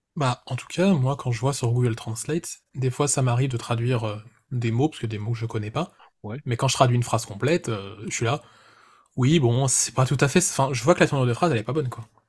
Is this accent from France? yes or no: yes; France; en tant que Français, qui parle français